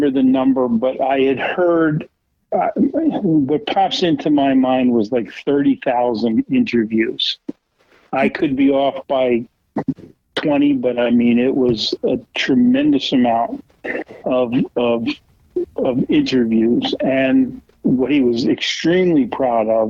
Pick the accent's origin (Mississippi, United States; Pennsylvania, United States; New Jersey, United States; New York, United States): New Jersey, United States; Vineland; also born or lived in Bridgeton, New Jersey; we started out in Vineland, and then when I graduated from Vineland Christian School, we moved to Bridgeton, and I went to high school in Bridgeton